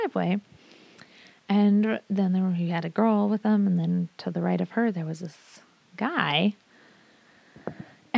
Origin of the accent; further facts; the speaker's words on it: Sedro-Woolley, Washington, United States; also born or lived in Seattle, Washington / Bothell, Washington; I grew up in Cedral Woolley for the most part. Born in Seattle, and Bothell moved out to Cedral Woolley when I was 6 and a half.